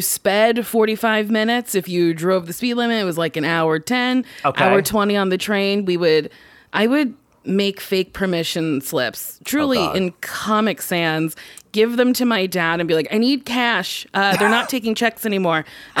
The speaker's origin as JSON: {"language": "English", "town": "Middletown", "region": "New Jersey", "country": "United States", "tie": "born or raised there", "said": "I grew up in Middletown, New Jersey."}